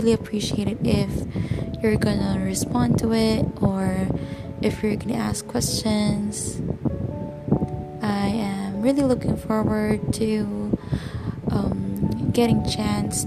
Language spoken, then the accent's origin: English; Philippines; English is a second language; I'm a Filipino